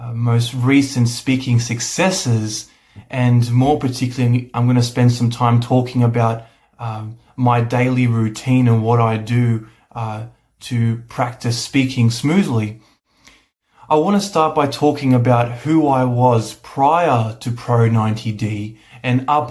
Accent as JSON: {"language": "English", "country": "Australia", "said": "I'm from Australia."}